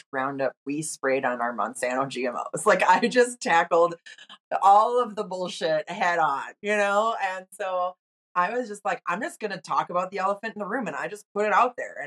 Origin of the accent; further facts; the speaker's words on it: Wisconsin, United States; moved away as an adult; also born or lived in Los Angeles; I'm originally from Wisconsin, and my friends were farm kids. So I was involved in 4-H